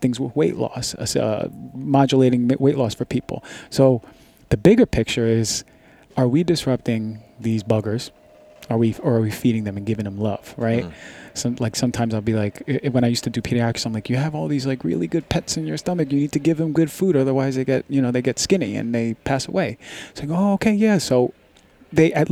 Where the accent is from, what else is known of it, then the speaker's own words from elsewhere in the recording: New York City, New York, United States; I grew up in Queens, New York